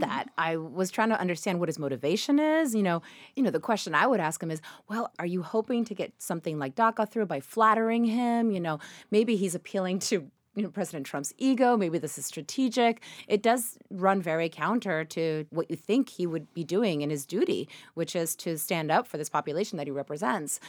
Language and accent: English; Argentina; moved away; I come from Argentina